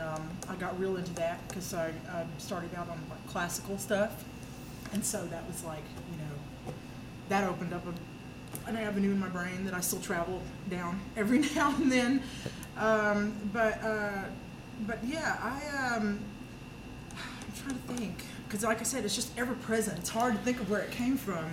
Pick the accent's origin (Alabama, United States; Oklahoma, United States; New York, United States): Alabama, United States; Oak Grove; I grew up in Oak Grove, Alabama, way out in the country